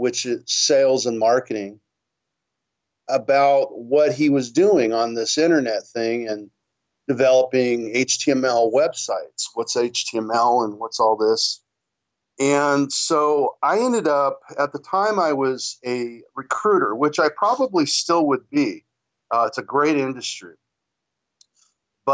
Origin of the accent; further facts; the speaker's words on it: Hawthorne, California, United States; now in Torrance, United States; you said I'm from Hawthorne, California. That's where I started. About 50 years ago, but I now am down the road a little bit in Torrance, California. I've been in the South Bay most of my life